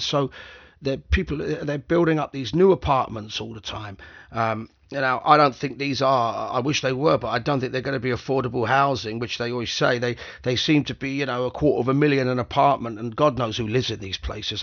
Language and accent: English; London, United Kingdom; I grew up in this city. I grew up in West London